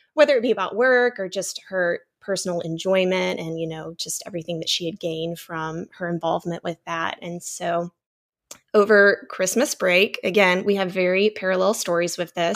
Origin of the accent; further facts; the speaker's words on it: Texas, United States; moved away as an adult; now in North Palm Beach, United States; I grew up in Texas and married a Florida guy